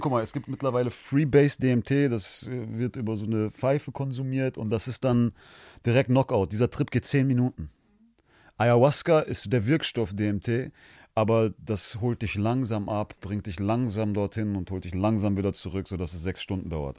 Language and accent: German; Germany; Ich bin hier in Deutschland geboren